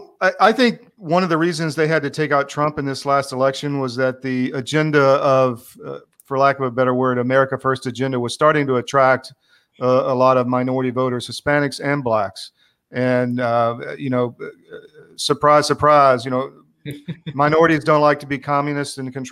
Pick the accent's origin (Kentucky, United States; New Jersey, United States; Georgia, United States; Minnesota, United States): Georgia, United States; Atlanta; I was born in Atlanta too